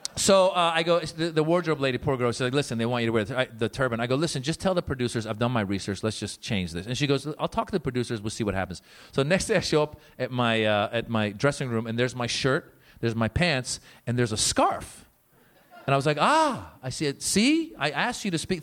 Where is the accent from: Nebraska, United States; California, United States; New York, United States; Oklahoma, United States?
California, United States; Northern; born or raised there; also born or lived in Iran; now in Los Angeles, United States